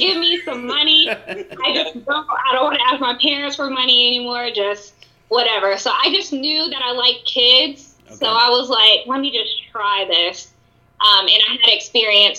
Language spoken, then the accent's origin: English; Charlotte, North Carolina, United States; also born or lived in California; I was born in California, but I only lived there for 2 years before I moved to Charlotte. So I was really raised in North Carolina. Went to all my elementary school, middle school, high school was all in Charlotte